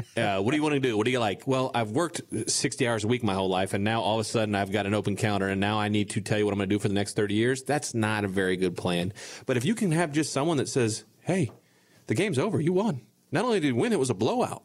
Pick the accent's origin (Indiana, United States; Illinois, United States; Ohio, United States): Ohio, United States; Bellefontaine; we're from a small town. I, I, you guys may or may not have heard of it. I, I'm from Belle Fountain, Ohio